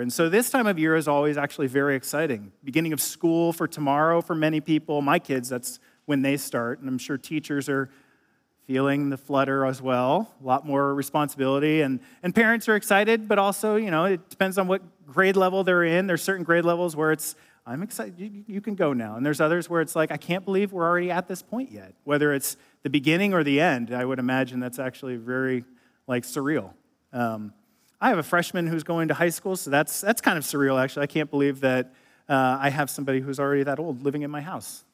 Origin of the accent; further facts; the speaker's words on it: Ohio, United States; moved away as an adult; also born or lived in Illinois / California; a Midwesterner from Ohio growing up